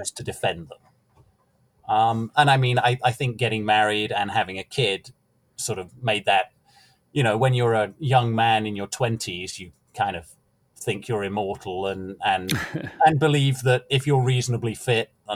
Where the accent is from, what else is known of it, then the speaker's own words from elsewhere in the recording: United Kingdom; moved away as an adult; now in Midwest, United States; as a young man in Britain